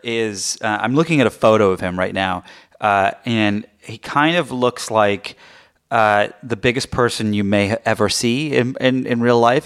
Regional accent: England, United Kingdom; moved away; So I grew up in England

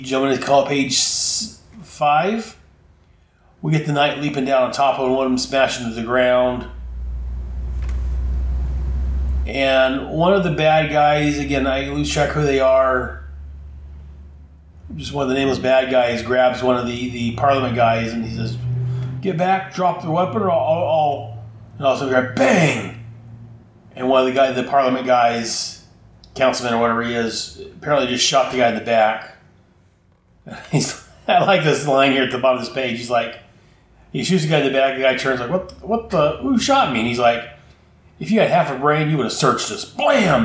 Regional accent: United States; being an American

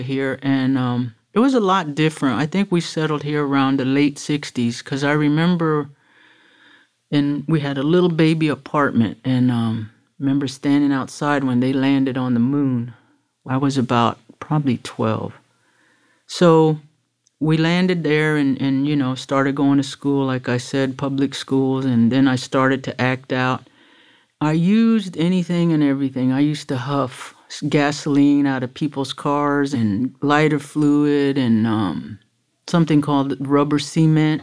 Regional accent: Miami, Florida, United States; also born or lived in Broward County, Florida; I was born in Jackson in Miami, nineteen fifty-seven

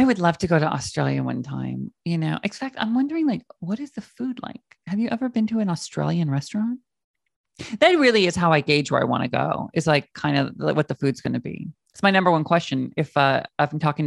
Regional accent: Mount Vernon, Washington, United States; also born or lived in Palm Springs; now in New York, United States; I grew up in Mount Vernon, Washington State

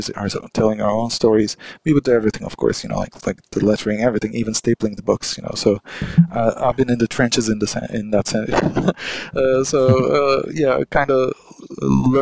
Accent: Ankara, Turkey; English is a second language; my hometown, Ankara

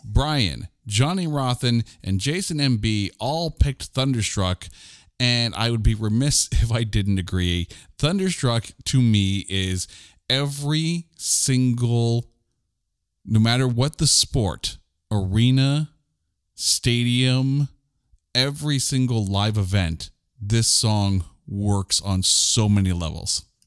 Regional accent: Canada; being Canadian that I am

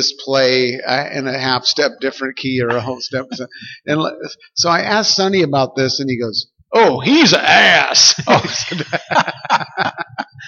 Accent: Crystal Lake, Illinois, United States; moved away; also born or lived in Japan; I grew up outside of Chicago

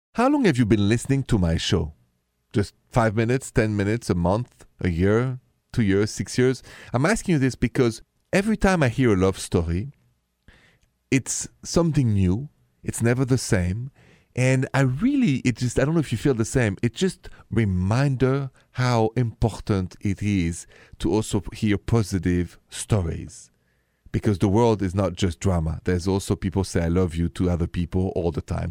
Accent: Paris, Île-de-France, France; accent: French; English is a second language; moved away; my hometown, Paris, city of love

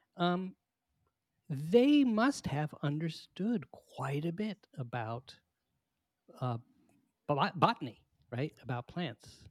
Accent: United States; as an American

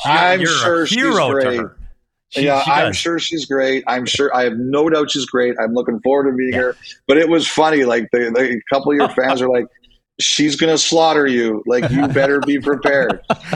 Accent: Canada; I think we joke, we're the Canadian hockey snobs.

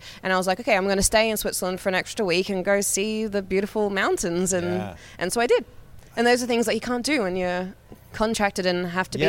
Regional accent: Australia; because I haven't really seen it, even though I'm from Australia.

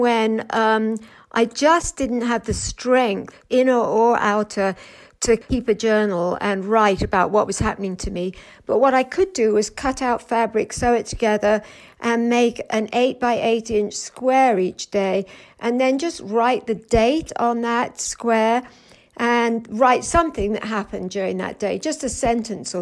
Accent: England, United Kingdom; now in Ogden, United States; I come from England, but I live in Ogden, Utah, in the U.S.

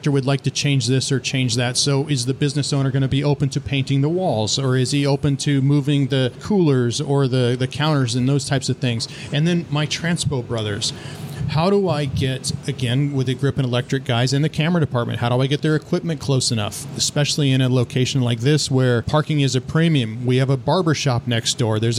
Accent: Santa Clarita, California, United States; also born or lived in San Bernardino, California; I was born in San Bernardino, which is quite east of here, a couple hours east of here. And then my parents just kind of migrated northwest a little bit into Santa Clarita back in the early 70s. And so that's where my base youth was

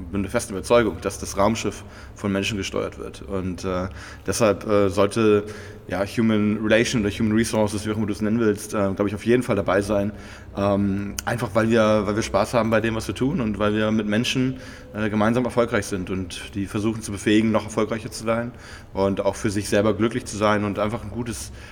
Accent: Bremen, Germany; born there; now in Frankfurt, Germany; Ich bin äh, ja äh, aus Bremen gebürtig, äh, wie so viele Arbeitsmigrant in Frankfurt

